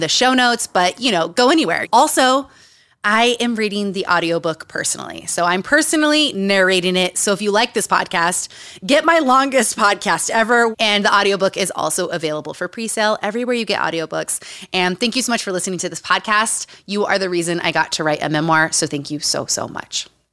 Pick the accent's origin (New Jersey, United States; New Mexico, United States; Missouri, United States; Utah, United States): Utah, United States; Growing up in Utah